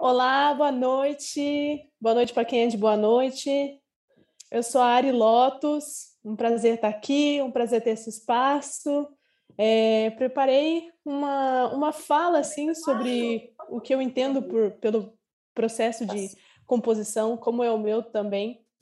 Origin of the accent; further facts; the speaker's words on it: Curitiba, Paraná, Brazil; moved away as an adult; now in Porto Seguro, Brazil; eu sou de Curitiba, porém agora eu estou na Bahia, estou em Porto Seguro, porque eu sou viajante, sou nômade digital